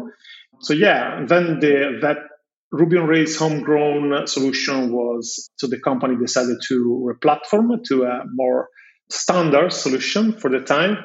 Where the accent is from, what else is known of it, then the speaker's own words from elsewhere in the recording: Florence, Tuscany, Italy; I was born in Florence. I'm Italian and I graduated in Florence in computer science in 2004